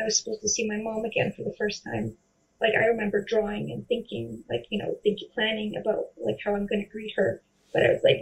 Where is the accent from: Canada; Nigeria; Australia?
Canada; also born or lived in Poland; I spent my first three and a half years in Poland. And then I immigrated to Canada with my dad